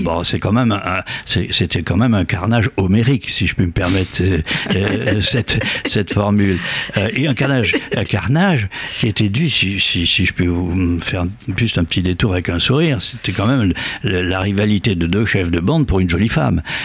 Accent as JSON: {"language": "French", "country": "Algeria", "tie": "born or raised there", "moved": "yes", "lives_now": "France", "said": "je suis né en Algérie"}